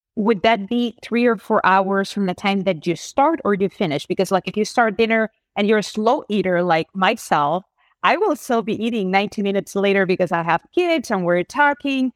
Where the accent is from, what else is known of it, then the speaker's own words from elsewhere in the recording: Spain; English is a second language; moved away; I grew up in Spain